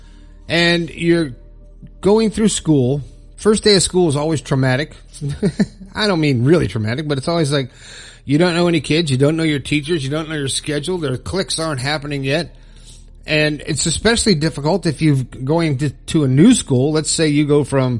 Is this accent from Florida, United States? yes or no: yes; South Florida, United States; moved away as an adult; now in Morgantown, United States; I moved my family from South Florida to Morgantown, West Virginia, born and raised Florida boy